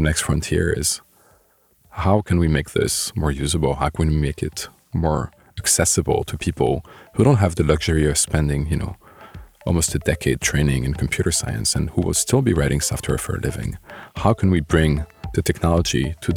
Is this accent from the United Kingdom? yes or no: no; Bordeaux, Nouvelle-Aquitaine, France; moved away as an adult; also born or lived in Lyon, France / Paris, France; I grew up near Bordeaux. Stayed in Bordeaux for high school